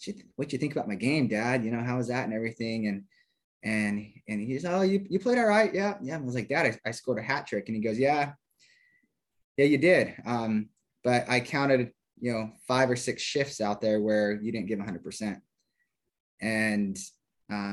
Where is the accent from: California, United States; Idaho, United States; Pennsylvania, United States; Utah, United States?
Idaho, United States; Idaho Falls; moved away as an adult; I grew up in Idaho Falls, Idaho